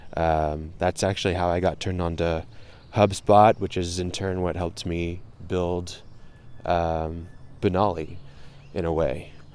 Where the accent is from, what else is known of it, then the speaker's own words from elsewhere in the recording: United States; first language English; I grew up in America. I, I am Moroccan, but I, English is my first language.